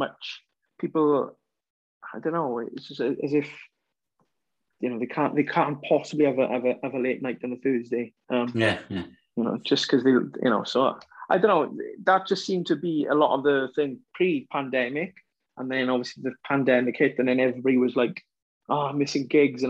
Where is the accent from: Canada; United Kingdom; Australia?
United Kingdom; Welsh, Wales; we're Welsh